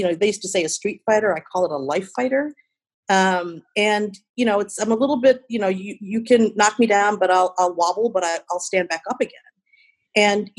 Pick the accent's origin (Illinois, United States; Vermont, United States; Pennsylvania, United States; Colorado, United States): Illinois, United States; Chicago; also born or lived in India; my hometown, Chi-Town